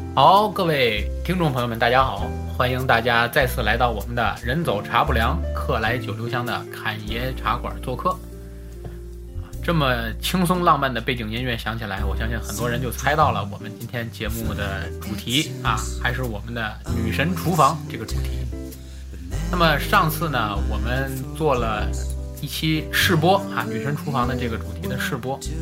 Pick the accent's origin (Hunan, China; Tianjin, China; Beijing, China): Tianjin, China; 我们天津人过生活比较有年四节儿